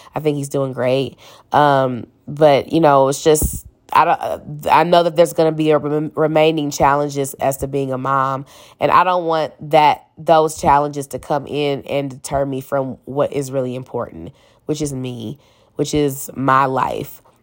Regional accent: St. Louis, Missouri, United States; I'm from Saint Louis, Missouri, still live here

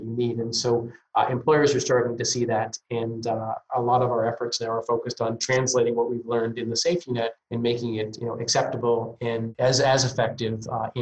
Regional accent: Northeast, United States; I'm from the Northeast.

